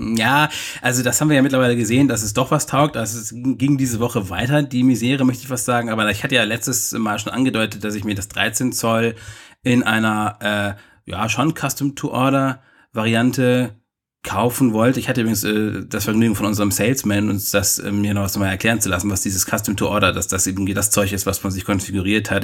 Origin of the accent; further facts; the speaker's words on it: Bielefeld, North Rhine-Westphalia, Germany; moved away; aus meiner Heimat